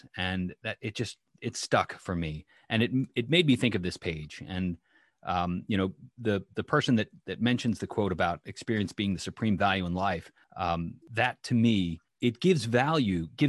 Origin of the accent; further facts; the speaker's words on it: Philadelphia, Pennsylvania, United States; I'm from Philadelphia, Pennsylvania